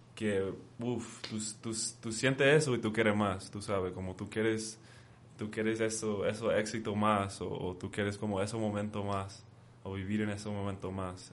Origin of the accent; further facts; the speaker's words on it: Oxnard, California, United States; moved away as an adult; now in Mexico; yo me nací en, en Oxnard, California.